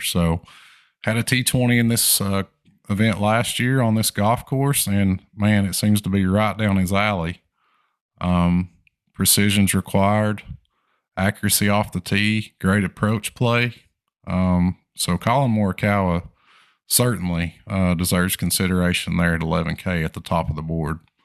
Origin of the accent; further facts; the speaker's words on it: Tennessee, United States; we're in my home state of Tennessee